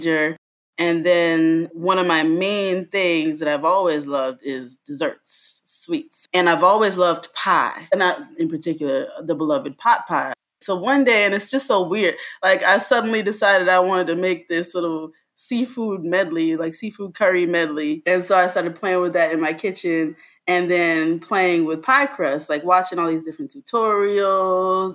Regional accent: Fort Lauderdale, Florida, United States; also born or lived in Miami / Jamaica (family origin); now in New York, United States; I am originally from South Florida. I grew up in Fort Lauderdale and Miami.

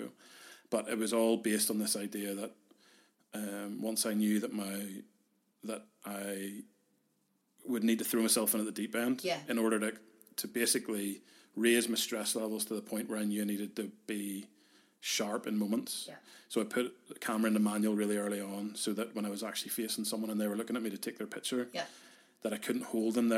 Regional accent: Carrickfergus, Northern Ireland, United Kingdom; also born or lived in Belfast; We were growing up in Carrick

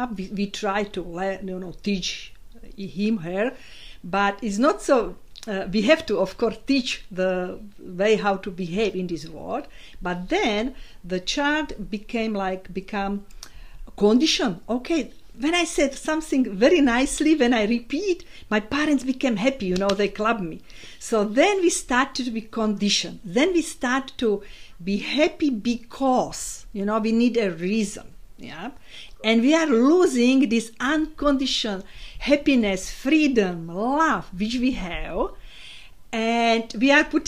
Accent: Slovakia; English is a second language; moved away as an adult; now in Isle of Man; I was born in Slovakia

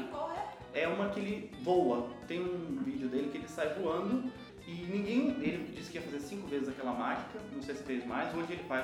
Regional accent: Itatiba, São Paulo, Brazil; Sou de Itatiba, São Paulo.

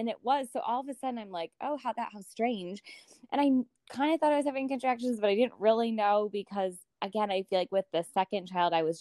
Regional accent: Minnesota, United States; now in Lake Forest, United States; I have a husband, Alex, who I grew up with in Minnesota

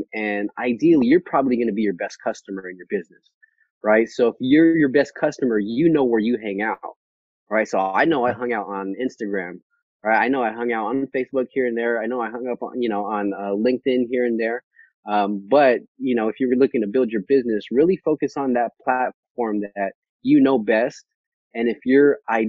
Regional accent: Vallejo, California, United States; moved away as an adult; also born or lived in Bay Area; now in Sacramento, United States; I'm from Vallejo, California

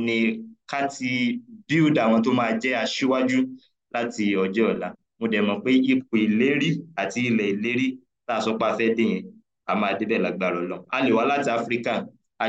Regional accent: Nigeria; first language Yoruba; English is a second language; coming to Nigeria, I think I could speak or could greet relatively in the three major languages, which I would say Dalu to my Igbo compatriots that Francis belongs to, and Nagode to our Hausa compatriot, and then to my mother tongue that I belongs

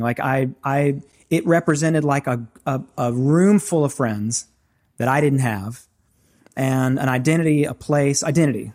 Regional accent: the South, United States; I grew up in the South, grew up in, in church

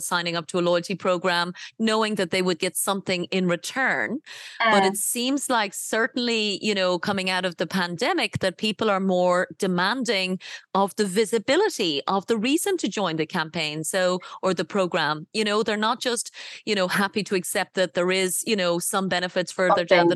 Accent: Ireland; I come from Ireland

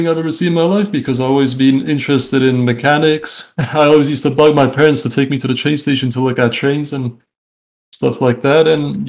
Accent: London, United Kingdom; also born or lived in Canada; now in Czech Republic; I'm 28 years old. I was born in the Czech Republic. I moved to Canada when I was like 6 years old, I think. Mm-hmm. I lived there until I was about 10. Then we moved to London, England, where I kind of grew up. And now I'm back in the Czech Republic

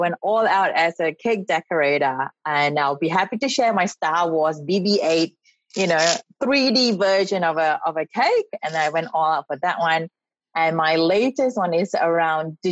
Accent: Malaysia; moved away as an adult; also born or lived in Singapore; now in Australia; I'm from Malaysia. I came here to study, like many other international students, many, many years ago

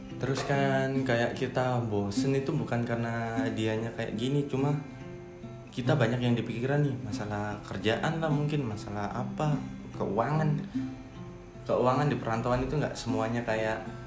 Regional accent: Malang, East Java, Indonesia; now in Lombok, Indonesia; saya kan dari Malang

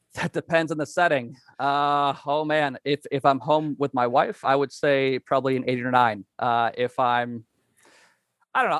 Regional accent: Wisconsin, United States; now in Kansas, United States; I'm currently in Kansas, uh, grew up and learned about life in Wisconsin

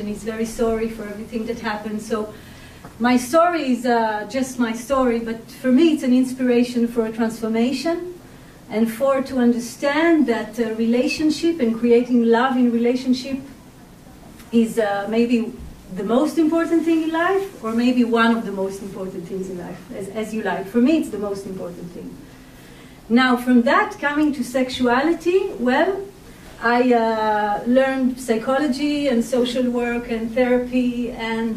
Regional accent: Israel; I was born and raised in Israel

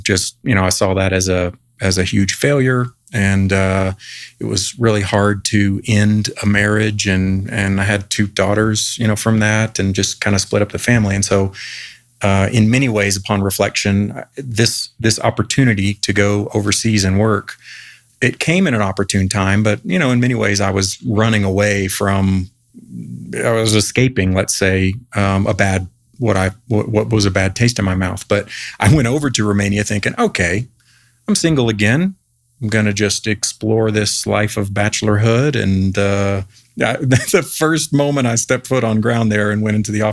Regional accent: Fort Worth, Texas, United States; moved away; also born or lived in Arlington, Texas; I'm a Texas boy. I was born in Fort Worth, Texas, many, many years ago now. Pretty much grew up there.

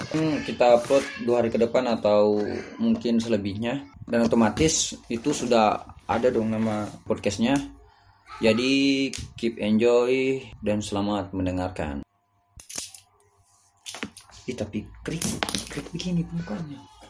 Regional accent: Kendari, Southeast Sulawesi, Indonesia; accent: Kendari; di sini karena kami orang Kendari jadi kita pakai logat Kendari saja.

